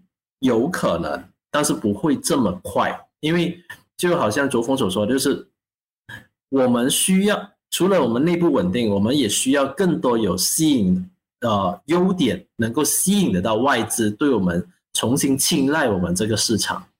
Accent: Malaysia; 作为马来西亚人，我希望马币永远都升值。好像新加坡一样啊，好像一样这么强，这是我衷心的希望。

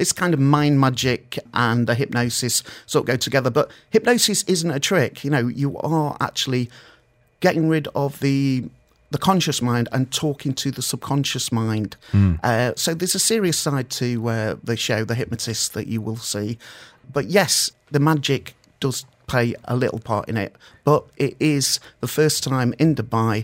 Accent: Stretford, North West England, United Kingdom; now in Ras Al Khaimah, United Arab Emirates; I'm from Stretford, real Manchester

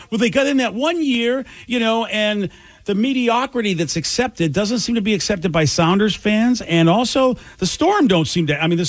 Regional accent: Boston, Massachusetts, United States; now in Seattle, United States; I'm from Boston.

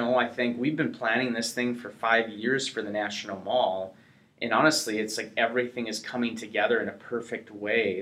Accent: North Dakota, United States; I'm from North Dakota, you know, so it's not the metropolis cultural epicenter

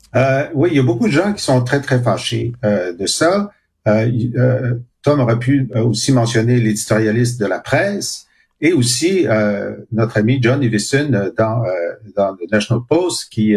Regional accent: Canada; je suis canadien français et mon groupe a souffert d'oppression pendant deux siècles

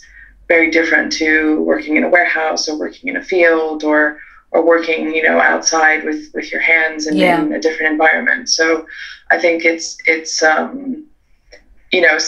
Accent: California, United States; moved away as an adult; now in United Kingdom; I'm Californian by birth, but grew up in a multicultural household. My mum's from Peru and my dad's from France. I moved to the UK in 2008 after I finished university

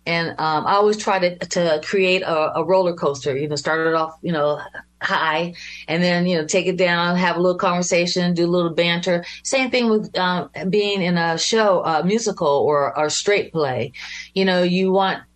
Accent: Youngstown, Ohio, United States; I'm from Youngstown. It's right in between Cleveland and Pittsburgh

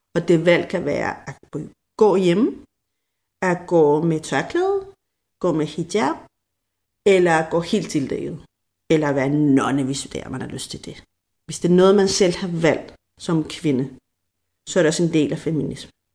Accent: Denmark; vi er fra Danmark

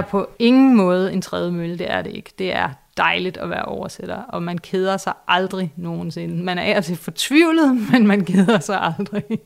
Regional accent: Vestegnen, Capital Region of Denmark, Denmark; jeg selv fra Vestegnen

